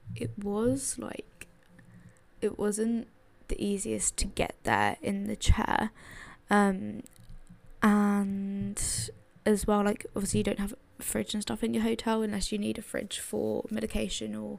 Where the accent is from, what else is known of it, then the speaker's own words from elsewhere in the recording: London, United Kingdom; I come from London. I live in London. I've lived in London my entire life.